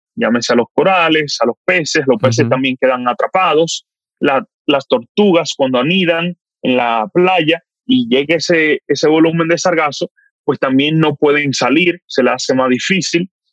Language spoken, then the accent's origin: Spanish; Dominican Republic; como dominicano